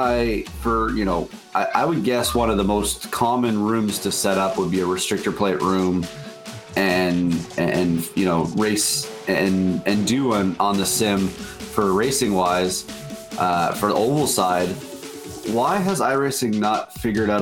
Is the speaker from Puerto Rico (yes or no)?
no; Canada; I was too polite as a Canadian